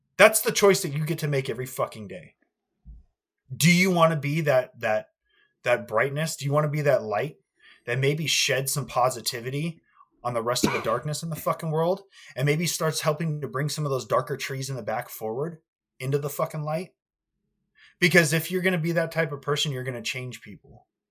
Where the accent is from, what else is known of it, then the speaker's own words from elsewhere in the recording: United States; I'm an American.